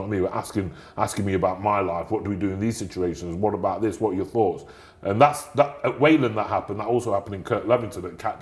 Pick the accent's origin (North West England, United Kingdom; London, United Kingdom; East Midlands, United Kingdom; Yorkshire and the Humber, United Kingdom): East Midlands, United Kingdom; Nottingham; I'm from Nottingham.